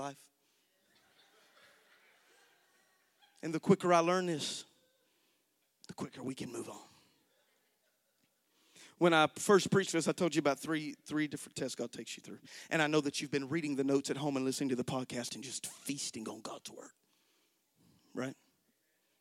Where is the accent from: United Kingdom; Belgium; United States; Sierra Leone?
United States; American Christians